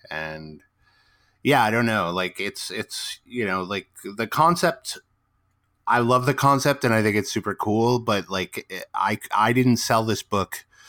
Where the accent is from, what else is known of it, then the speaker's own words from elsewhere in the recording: Midwest, United States; now in West Coast, United States; I grew up in the Midwest, so like um, I live on the West Coast now